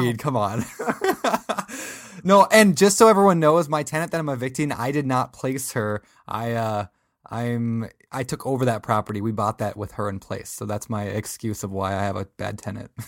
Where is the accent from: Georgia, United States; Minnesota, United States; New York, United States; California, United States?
Minnesota, United States; I am from Minnesota